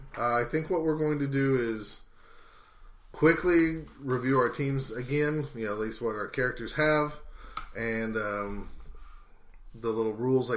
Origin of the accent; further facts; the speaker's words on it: United States; We're American, so we think American football.